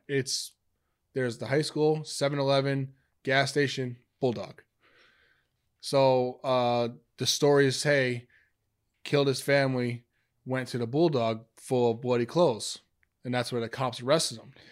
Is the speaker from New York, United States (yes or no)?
yes; Amityville, New York, United States; moved away; I'm from Amityville